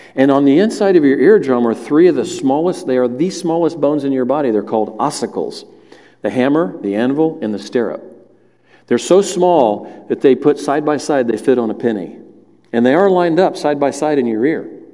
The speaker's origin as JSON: {"language": "English", "region": "the South", "country": "United States", "tie": "born or raised there", "said": "I grew up in the South."}